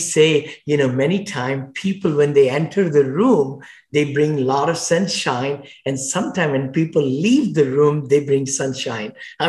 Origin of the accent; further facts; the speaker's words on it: India; moved away as an adult; now in United States; when I came from India many, many years ago, over 40 years back